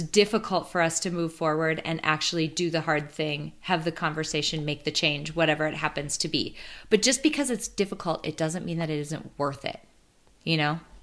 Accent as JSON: {"language": "English", "region": "Midwest", "country": "United States", "tie": "born or raised there", "said": "I grew up in the Midwest. My the majority of my life I've spent here"}